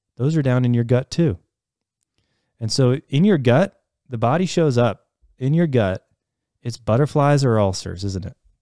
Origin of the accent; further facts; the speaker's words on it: Ohio, United States; growing up in Ohio